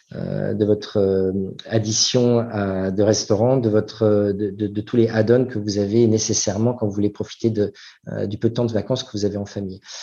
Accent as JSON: {"language": "French", "country": "France", "also_born_or_lived": "United States / Singapore", "moved": "as an adult", "said": "ça fait maintenant 13 ans que je suis parti de, de France"}